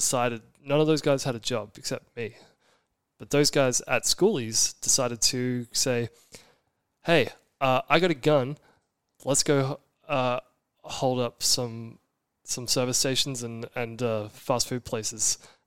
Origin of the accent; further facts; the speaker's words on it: Brisbane, Queensland, Australia; moved away as an adult; also born or lived in Orange County, California; growing up in Brisbane, mixed race